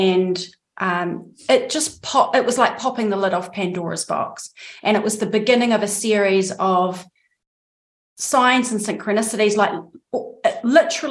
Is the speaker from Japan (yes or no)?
no; New Zealand; accent: New Zealand; moved away as an adult; also born or lived in Andalusia, Spain; now in Spain; I am, as my accent probably gives away, a New Zealander